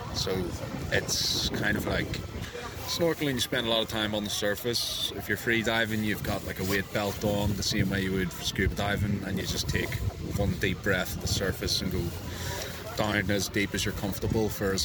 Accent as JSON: {"language": "English", "town": "Belfast", "region": "Northern Ireland", "country": "United Kingdom", "said": "From Belfast."}